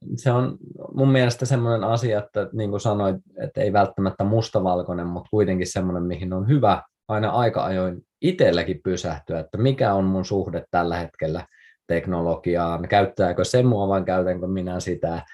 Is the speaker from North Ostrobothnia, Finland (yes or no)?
yes; Kuusamo, North Ostrobothnia, Finland; mä oon siis Kuusamosta kotoisin